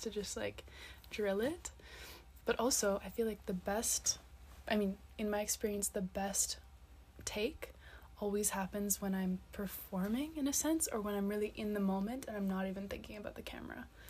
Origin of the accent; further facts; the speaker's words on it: Nova Scotia, Canada; moved away as an adult; also born or lived in Montreal, Quebec; now in Seville, Spain; I'm from Nova Scotia, from Canada